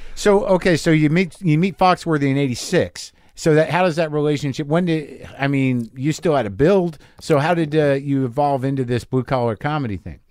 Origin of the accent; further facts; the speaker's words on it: New Mexico, United States; I grew up in New Mexico